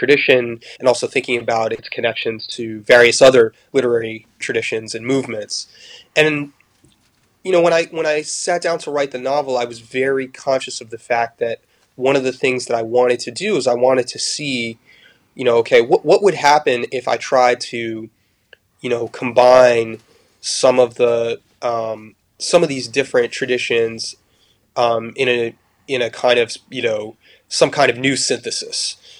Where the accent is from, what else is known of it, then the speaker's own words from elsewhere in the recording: France; I grew up in France, and so I had on the one hand a kind of I was steeped and soaked in the French literary canon, the French tradition.